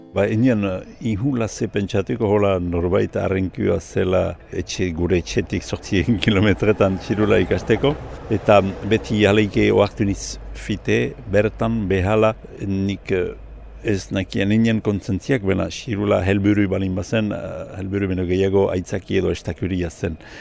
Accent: Gotein-Libarrenx, Nouvelle-Aquitaine, France; gotanie irabarnekua, irabarne auzokua pasatzen bazizte, hola mauletik lehen herria, lehen karrika iebarne. Ordian sortu nintzen

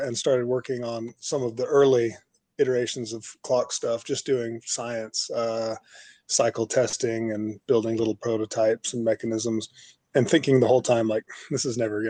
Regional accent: Austin, Texas, United States; moved away as an adult; also born or lived in Los Angeles; I was an engineer working in my hometown of Austin, Texas, almost 15 years ago

